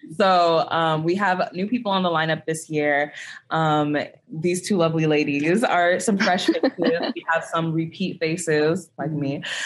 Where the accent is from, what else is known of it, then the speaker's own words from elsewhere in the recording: Houston, Texas, United States; I am from Houston, Texas